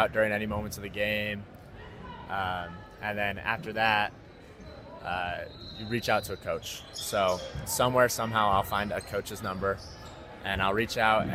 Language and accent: English; Salt Lake City, Utah, United States; also born or lived in San Diego, California; I grew up in Salt Lake. I went to Juan Diego High School